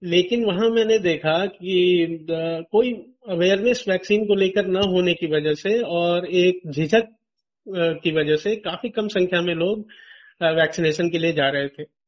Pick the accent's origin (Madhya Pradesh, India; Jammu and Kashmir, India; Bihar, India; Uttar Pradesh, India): Uttar Pradesh, India; Bankata block, Deoria district; जिस ब्लॉक में मेरा गांव आता है बनकटा उसमें 75 गांव हैं